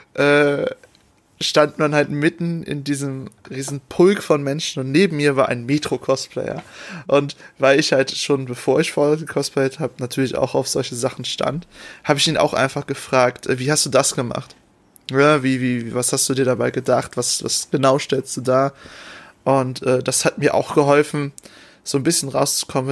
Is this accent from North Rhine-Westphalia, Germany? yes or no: yes; North Rhine-Westphalia, Germany; Ich, ich kenne nur NRW, ich komme aus NRW